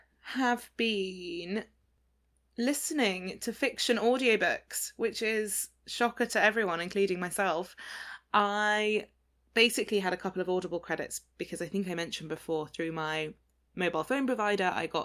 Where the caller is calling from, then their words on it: London, United Kingdom; I'm joining you from London, where it is absolutely pouring with rain and incredibly miserable, generally November-y weather.